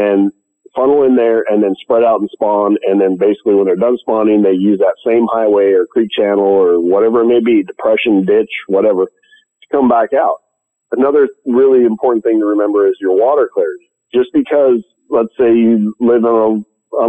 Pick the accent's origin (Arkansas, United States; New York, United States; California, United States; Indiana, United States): California, United States; I'm from California